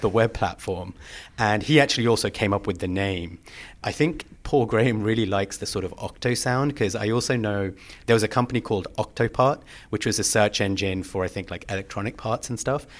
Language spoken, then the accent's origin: English; London, United Kingdom; moved away as an adult; also born or lived in Plumstead / Woolwich / Vancouver; I grew up in London, Southeast London